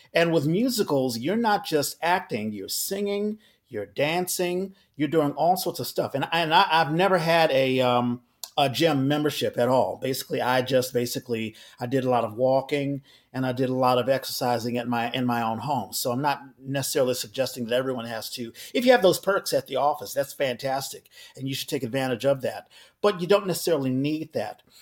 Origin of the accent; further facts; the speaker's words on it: Washington, District of Columbia, United States; moved away as an adult; also born or lived in New York City; now in San Francisco Bay Area, United States; I live in the Bay Area, but I'm originally from Washington D.C.